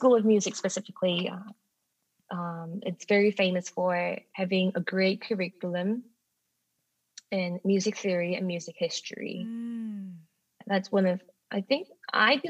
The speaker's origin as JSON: {"language": "English", "region": "Jeju", "country": "South Korea", "tie": "born or raised there", "also_born_or_lived": "England / Rochester, New York", "second_language": "English", "moved": "as an adult", "said": "my hometown, which is Jeju in South Korea"}